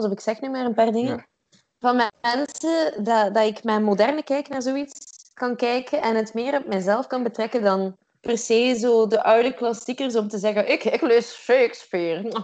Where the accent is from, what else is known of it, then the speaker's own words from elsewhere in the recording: Kortrijk, Flanders, Belgium; now in Ghent, Belgium; Ik ben oorspronkelijk van Kortrijk, maar ik woon in Gent